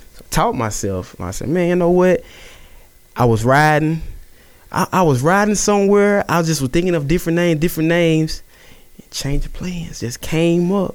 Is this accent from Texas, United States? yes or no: no; Natchitoches, Louisiana, United States; Natchitoches, born and raised